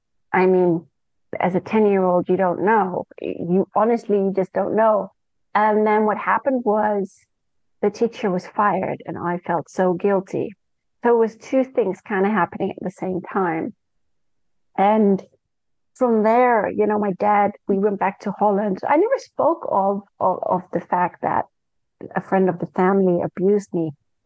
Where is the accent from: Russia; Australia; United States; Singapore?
Singapore; also born or lived in Malaysia; And I grew up in Singapore and Malaysia with my parents and my sister.